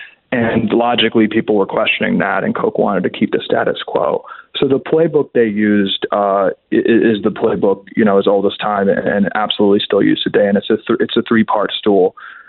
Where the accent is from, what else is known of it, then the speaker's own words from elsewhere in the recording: Georgetown, District of Columbia, United States; Yeah, I was born and raised in the swamp. I was born and raised in Georgetown, very ideological, worked in politics early in my career.